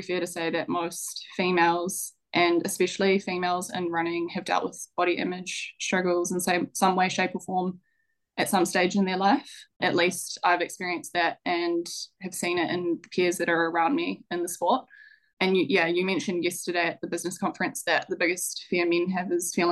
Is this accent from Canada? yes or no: no; Stratford, Taranaki, New Zealand; also born or lived in New Plymouth; I grew up in Stratford of Taranaki, which is a small little rural town in central Taranaki.